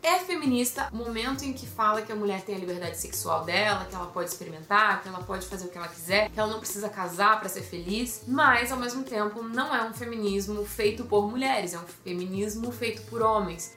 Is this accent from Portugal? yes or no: no; Brazil; somos brasileiros